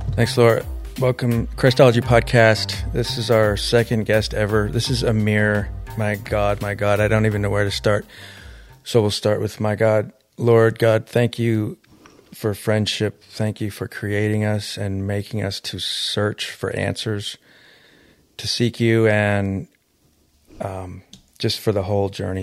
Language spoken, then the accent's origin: English; Detroit, Michigan, United States; I'm from Detroit inner city.